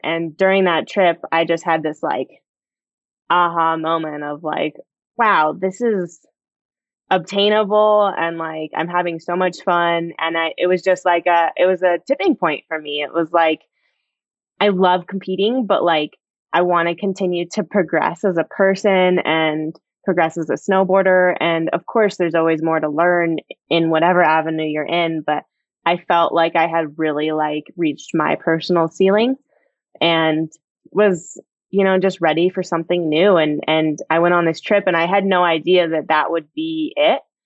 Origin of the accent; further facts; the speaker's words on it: United States; growing up in Tahoe